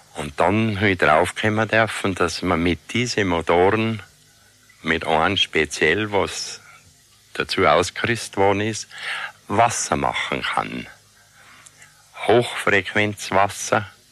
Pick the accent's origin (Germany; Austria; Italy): Austria; Jochberg, Tyrol; Ich bin in Jochberg geboren.